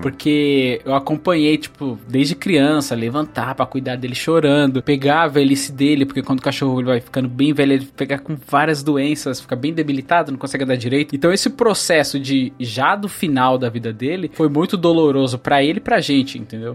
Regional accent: Northeast Region, Brazil; Eu nasci no Nordeste

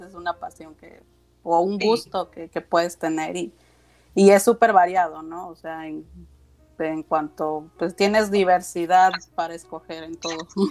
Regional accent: Mexico; now in Los Cabos, Mexico; yo soy de México este, y radico en Baja California Sur, en Los Cabos, Baja California

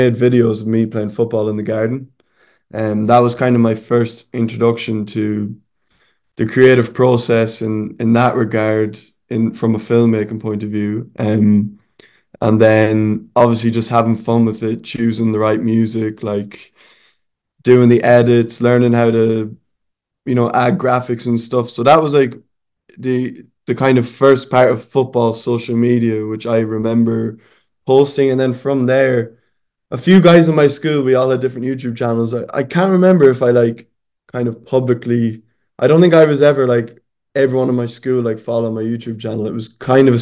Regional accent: Sligo, Connacht, Ireland; moved away as an adult; now in Spain; in Ireland, where I'm from, so I'm from Sligo in the west of Ireland.

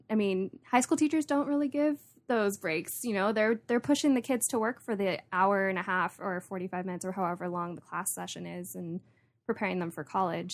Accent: Santa Barbara, California, United States; I was born and raised here in Santa Barbara

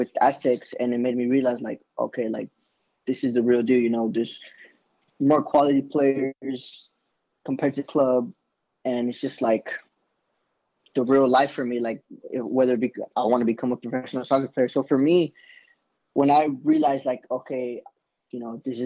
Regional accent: Bakersfield, California, United States; moved away; I'm originally from Bakersfield, California

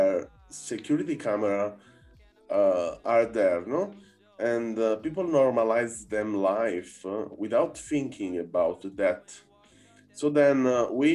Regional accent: Naples, Campania, Italy; moved away; also born or lived in Berlin; I'm from Naples, no, originally

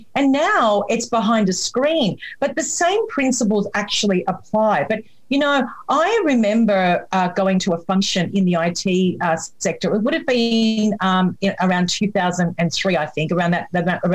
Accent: Melbourne, Victoria, Australia; I'm from Melbourne in Australia

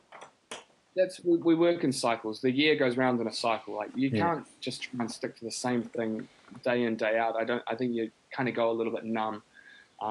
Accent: New Zealand; I grew up in New Zealand.

